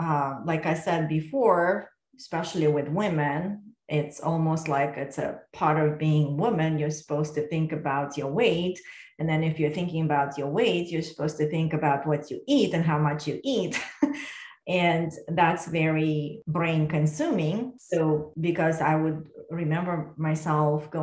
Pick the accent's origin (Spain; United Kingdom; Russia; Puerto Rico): Russia; Moscow; moved away as an adult; now in United States; when I was growing up in Russia